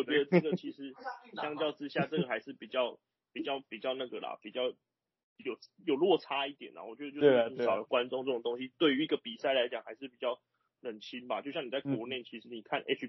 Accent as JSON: {"language": "Chinese", "country": "Taiwan", "said": "就是我们台湾人嘛，"}